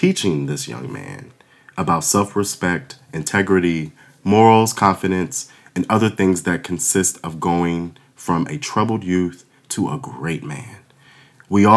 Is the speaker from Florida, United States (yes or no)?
no; Waldorf, Maryland, United States; I grew up in Waldorf, Maryland